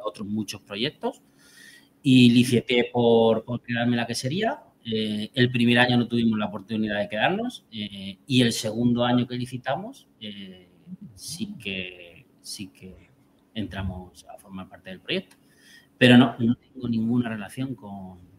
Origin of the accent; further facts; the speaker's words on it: Albacete, Castilla-La Mancha, Spain; moved away as an adult; now in Puente de Génave, Spain; yo soy albaceteño, nací en Albacete. Estuve allí 33 años, yo me formé en Albacete